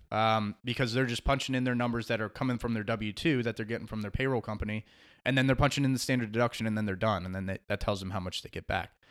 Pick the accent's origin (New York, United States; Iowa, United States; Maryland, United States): Maryland, United States; Beltsville; moved away as an adult; also born or lived in Washington, D.C.; now in South Carolina Lowcountry, United States; I grew up in in Beltsville, Maryland, and uh, and stayed there